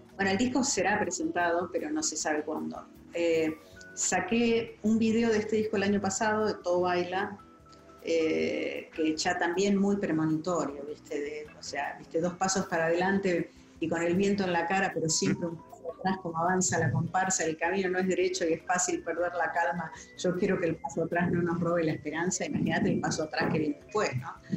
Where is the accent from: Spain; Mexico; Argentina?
Argentina; Buenos Aires; moved away as an adult; now in United States; yo me crié en Barrio Norte